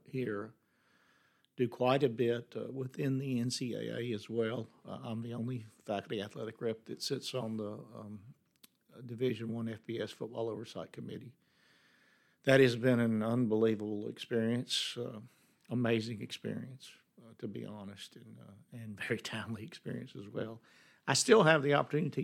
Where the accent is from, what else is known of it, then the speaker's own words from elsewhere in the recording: Birmingham, Alabama, United States; growing up in Birmingham